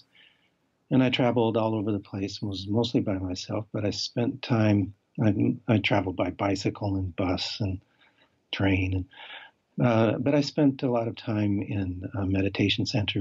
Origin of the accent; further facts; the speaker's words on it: Colorado, United States; I grew up in Colorado